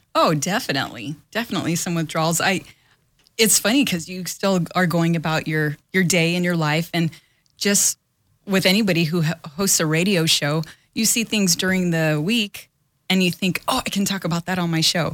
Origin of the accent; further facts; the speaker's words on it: Los Angeles, California, United States; born and raised in Los Angeles